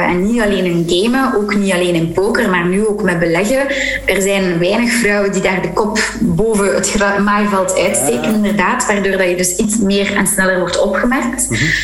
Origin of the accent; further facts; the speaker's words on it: Flanders, Belgium; als Vlaming